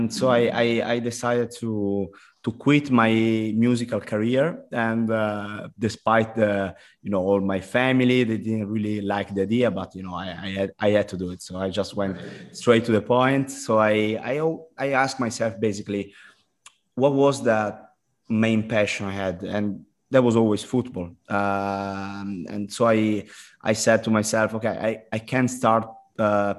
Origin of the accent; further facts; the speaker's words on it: Milan, Lombardy, Italy; English is a second language; also born or lived in United States; I went back to the high school in Italy